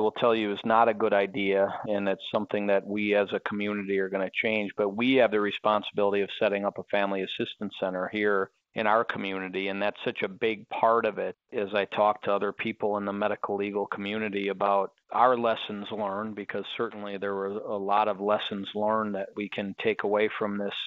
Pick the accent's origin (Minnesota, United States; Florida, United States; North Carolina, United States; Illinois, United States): Minnesota, United States; now in Las Vegas, United States; I grew up in Minnesota and played hockey all my life